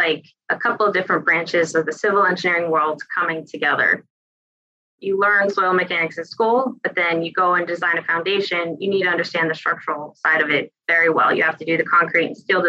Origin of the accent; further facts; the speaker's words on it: the Poconos, Pennsylvania, United States; also born or lived in Chicago, United States / Boulder, Colorado, United States / Denver, United States; now in Philadelphia, United States; I'm originally from the Poconos here in Pennsylvania, where I'm in Philly now.